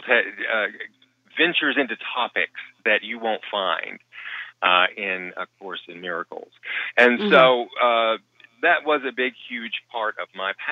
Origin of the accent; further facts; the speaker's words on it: the Bible Belt, United States; moved away; I was raised in the Bible Belt